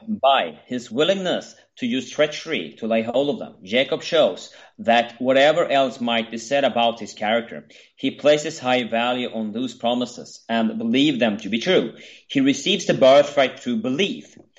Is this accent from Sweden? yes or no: yes; Sweden